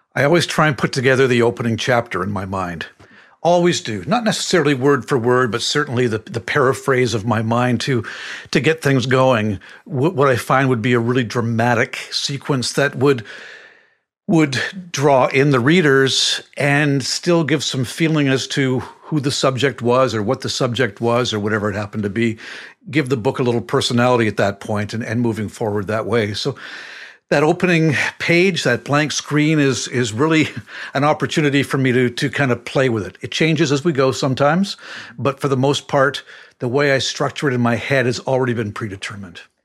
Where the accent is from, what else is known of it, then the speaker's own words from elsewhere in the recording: Windsor, Ontario, Canada; I was growing up in Windsor, Ontario at the time